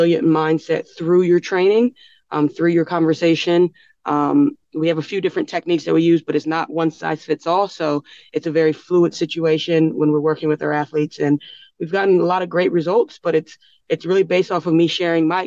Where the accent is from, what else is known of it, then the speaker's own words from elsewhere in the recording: United States; moved away as an adult; now in Australia; I'm from America